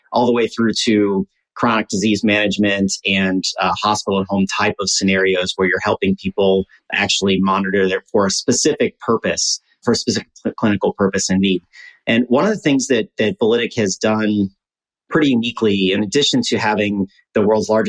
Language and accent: English; Midwest, United States; we're both from the Midwest